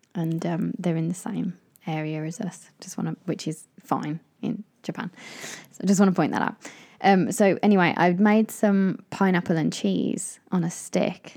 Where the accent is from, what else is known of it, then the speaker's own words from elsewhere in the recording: Midlands, United Kingdom; I grew up in the Midlands